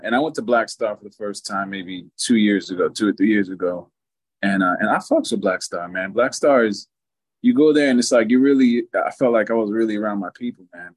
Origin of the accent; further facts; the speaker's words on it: eastern New Jersey, United States; I'm from I'm from New Jersey. I'm from the mm-hmm. east eastern eastern side of the state